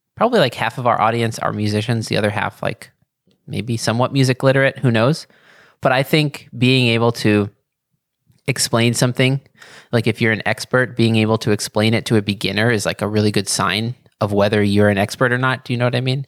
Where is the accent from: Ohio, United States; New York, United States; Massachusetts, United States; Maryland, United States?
New York, United States